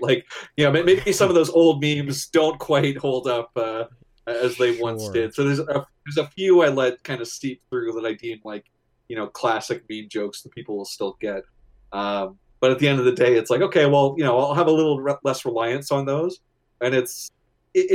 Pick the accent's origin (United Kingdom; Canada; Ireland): Canada; I'm Canadian